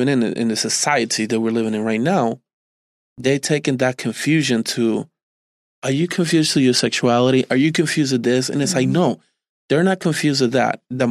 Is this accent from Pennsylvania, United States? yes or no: no; New Jersey, United States; born or raised there